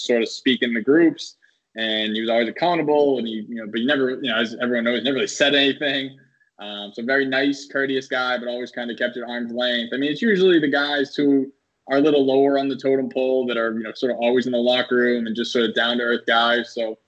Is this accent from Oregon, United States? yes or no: no; Boston, Massachusetts, United States; moved away as an adult; now in New York, United States; Not only did I go to school, I'm from Boston. I grew up there. I moved down to New York when I was like 28 years old. So I lived like my whole life in Boston.